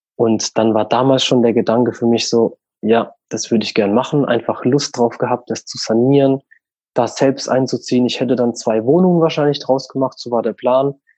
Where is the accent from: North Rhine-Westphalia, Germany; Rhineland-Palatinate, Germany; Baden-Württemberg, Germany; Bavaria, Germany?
Baden-Württemberg, Germany; St. Leon-Rot; also born or lived in Walldorf; now in Bruchsal, Germany; ich bin ursprünglich oder aufgewachsen bin ich in St. Leon Roth. Das ist der Nachbarort mhm. von Waldorf